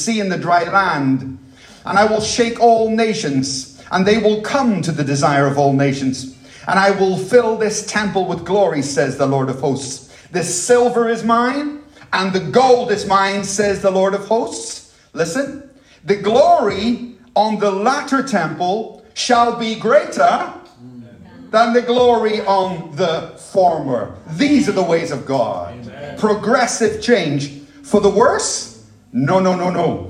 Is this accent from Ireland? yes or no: yes; Dublin, Leinster, Ireland; moved away; I grew up in Ireland. The Dublin that I knew as a child